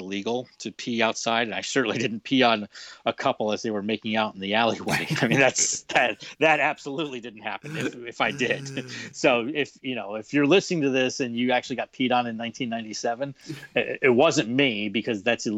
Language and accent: English; Florida, United States; moved away; I'm from Florida